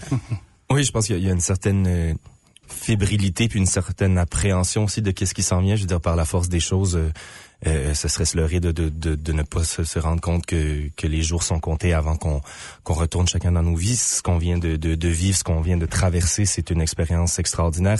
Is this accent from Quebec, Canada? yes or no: no; Moncton, New Brunswick, Canada; je suis originaire de Moncton au Nouveau-Brunswick